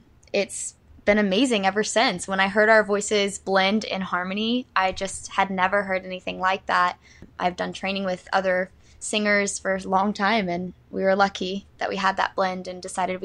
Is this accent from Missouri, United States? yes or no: yes; Columbia, Missouri, United States; this is in Columbia, Missouri, my hometown.